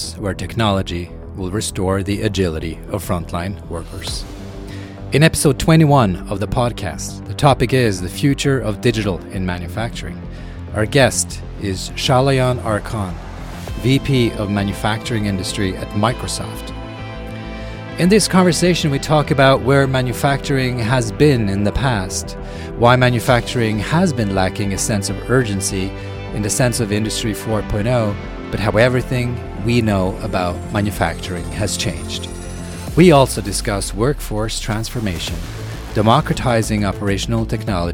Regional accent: Norway; moved away; I grew up in Norway and there are no people and it's, you know, we have plenty of bad weather. So admittedly, I don't live in Norway

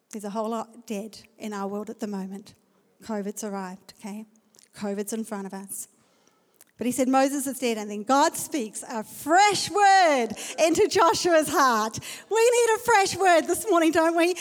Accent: South Africa; I'm from South Africa.

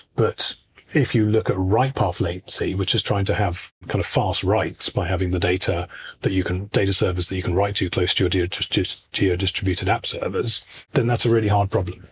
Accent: United Kingdom; moved away as an adult; now in Istria, Croatia; I'm British originally

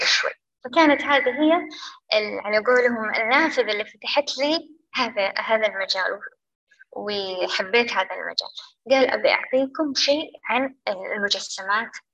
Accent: Saudi Arabia; عندنا بالسعودية

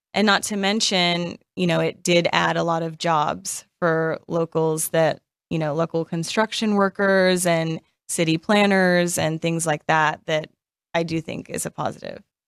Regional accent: Las Vegas, Nevada, United States; I am born and raised in Vegas

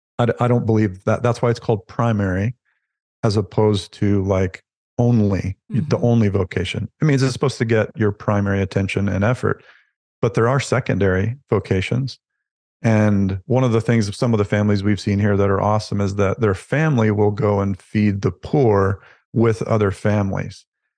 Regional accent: the South, United States; now in Canada; I grew up in the Southern United States, which is fairly conservative. And that was the norm for me and love that it resonates is true for me. And so coming to Canada was a bit of a culture shock

